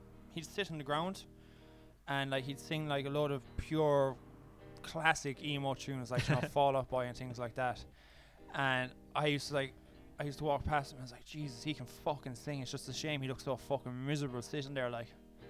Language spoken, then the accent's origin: English; Tralee, Munster, Ireland; moved away as an adult; also born or lived in Cork, Ireland; now in Aalborg, Denmark; Anyway, I'm 24, and I'm from County Kerry, Tralee, and I used to be a musician too.